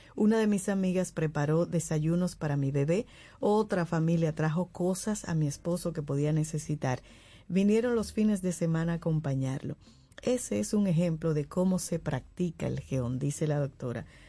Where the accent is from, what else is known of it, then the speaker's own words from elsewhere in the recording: Dominican Republic; now in Santo Domingo, Dominican Republic; Santo Domingo, no viví aquí, pero en mi pueblo yo pequeña era